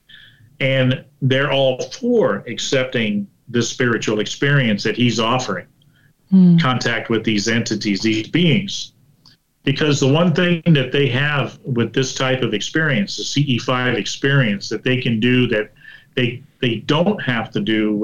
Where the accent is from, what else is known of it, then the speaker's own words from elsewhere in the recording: Florida, United States; I'm from Florida.